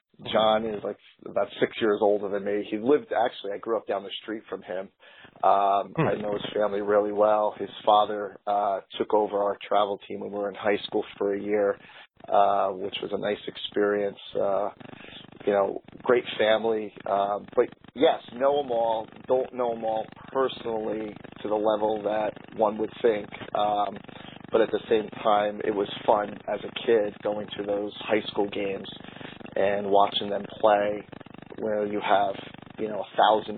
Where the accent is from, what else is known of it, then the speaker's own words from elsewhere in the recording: Kearny, New Jersey, United States; now in Wilkes-Barre/Scranton, United States; I grew up in New Jersey, a town called Kearney